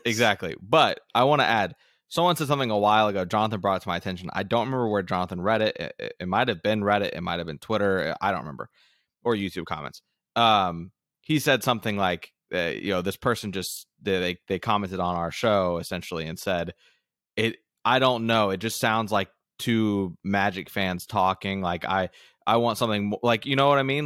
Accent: Central Florida, United States; born and raised in Florida

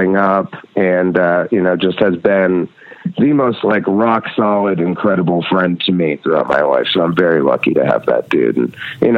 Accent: Red Hook, New York, United States; also born or lived in Rhinebeck, New York; I was born in Rhinebeck, New York, and grew up in Red Hook, New York. It's a part of the Hudson Valley

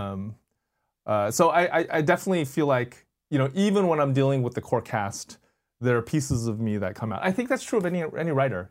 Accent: Bay Area, California, United States; I grew up in the Bay Area

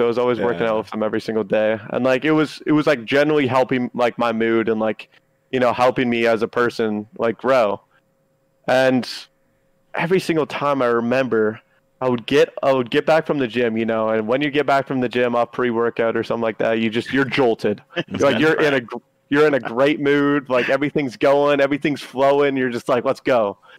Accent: Toronto, Ontario, Canada; now in United States; I'm a Canadian. I'm living in the United States lawfully on a visa. Once I get off a team because I, what, did bad? Guess what? I get sent back home. I don't want to go back home. I don't want to go back home to Toronto.

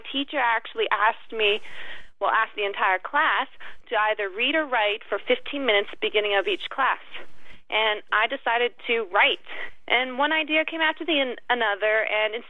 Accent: Stony Plain, Alberta, Canada; I'm originally from Stony Plain, Canada

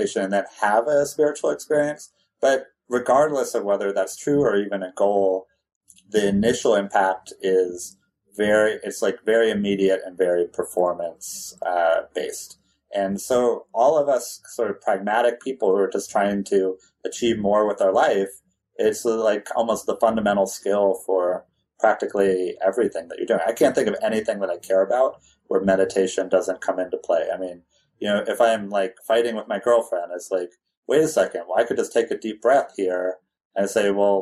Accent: California, United States; I grew up in California.

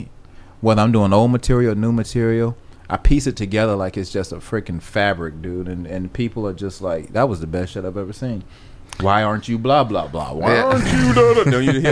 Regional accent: Atlanta, Georgia, United States; I'm from Atlanta

